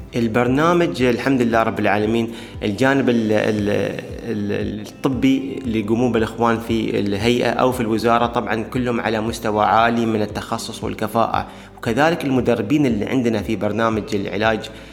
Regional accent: Dubai, United Arab Emirates; عندنا في دبي وفي الإمارات

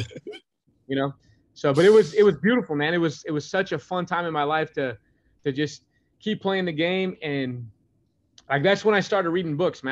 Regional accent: Grandview, United States; moved away; also born or lived in Oregon; growing up in Grandview and coming from a small town

